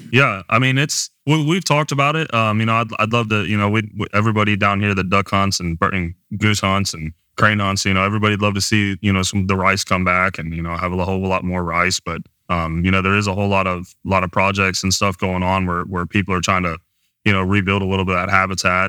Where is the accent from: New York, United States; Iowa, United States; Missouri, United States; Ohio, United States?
Ohio, United States; Cincinnati; moved away as an adult; also born or lived in Mississippi; now in Texas, United States; I am from Cincinnati, but, you know, I'm from a, grew up originally in a smaller town off the east side of Cincinnati